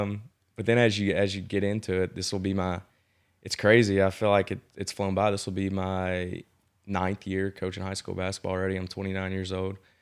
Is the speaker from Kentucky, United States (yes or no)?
yes; Owen County, Kentucky, United States; I grew up in Owen County, um, which is on the other side of Frankfort from here